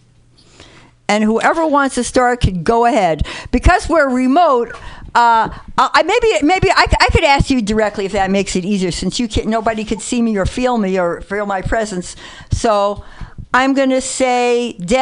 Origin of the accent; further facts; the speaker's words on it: New York City, New York, United States; also born or lived in Oregon; now in Berkeley, United States; I'm a white Jewish woman from the Bronx and a baby boomer. I mean, I live in Berkeley, but you two know me, so you know I'm really from the Bronx